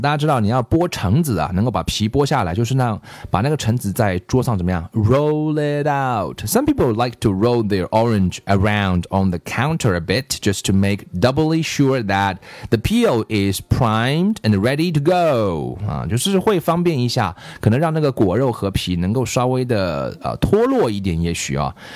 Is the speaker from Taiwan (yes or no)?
no; China; 我们中国人